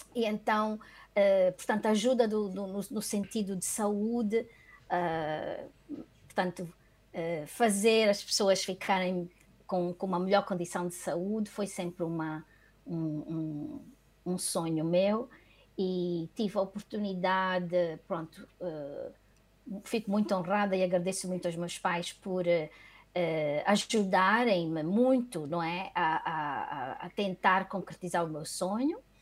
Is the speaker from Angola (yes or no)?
yes; Luanda, Luanda Province, Angola; born or raised there; moved away as an adult; also born or lived in Benguela, Angola